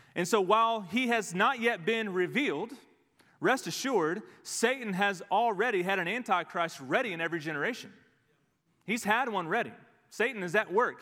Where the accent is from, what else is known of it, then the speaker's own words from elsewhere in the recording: Dallas, Texas, United States; We grew up in the Dallas area